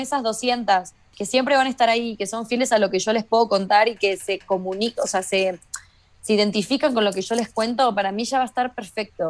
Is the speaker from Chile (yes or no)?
no; Argentina; moved away as an adult; now in Mexico; yo no me fui de Argentina